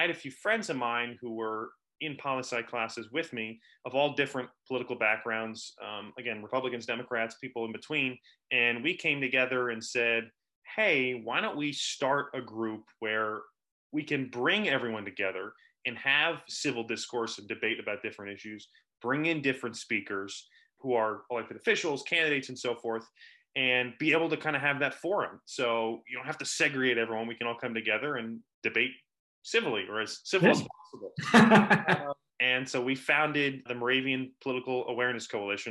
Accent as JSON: {"language": "English", "town": "Clinton", "region": "New Jersey", "country": "United States", "tie": "born or raised there", "said": "my hometown here of Clinton, New Jersey"}